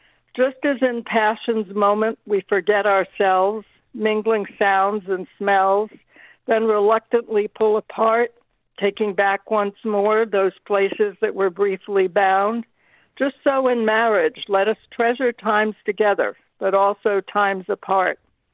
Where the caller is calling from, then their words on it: Arroyo Grande, California, United States; Arroyo Grande, California, which is near San Luis Obispo, California.